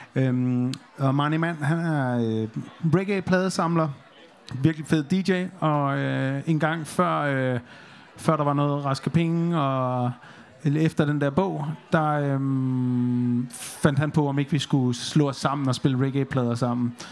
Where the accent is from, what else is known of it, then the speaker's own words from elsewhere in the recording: North Jutland, North Denmark Region, Denmark; moved away; jeg, jeg kommer over op fra Nordjylland, og der sker altså ikke meget.